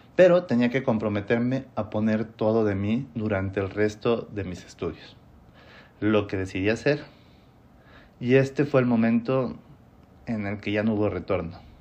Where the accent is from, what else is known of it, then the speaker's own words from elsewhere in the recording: Mexico; also born or lived in Mexico City / Monterrey; continué mi carrera en Ciudad de México, en donde me enfrenté con la realidad de la profesión, al menos en mi país